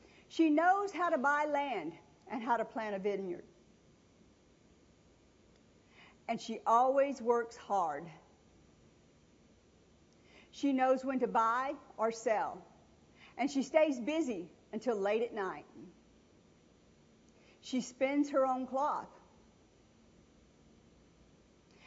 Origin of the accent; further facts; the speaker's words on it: New Orleans, Louisiana, United States; I was raised in the South. I was born in New Orleans.